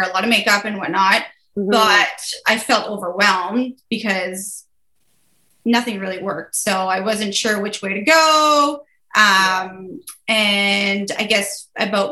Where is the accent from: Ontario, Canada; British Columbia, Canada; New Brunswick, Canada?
New Brunswick, Canada; I'm from New Brunswick.